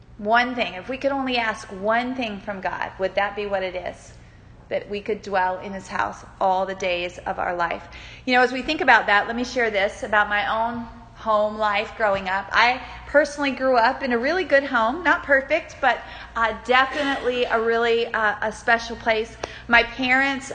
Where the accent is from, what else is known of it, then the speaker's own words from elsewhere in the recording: Newport News, Virginia, United States; moved away as an adult; also born or lived in Cincinnati, Ohio; I grew up in Newport News, Virginia, but I left there and I went all the way to Cincinnati, Ohio